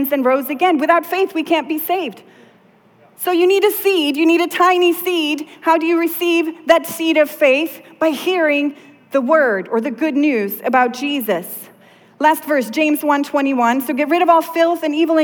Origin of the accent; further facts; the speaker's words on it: southern Sweden, Sweden; moved away; I grew up in Sweden, and in the south of Sweden, we have these woods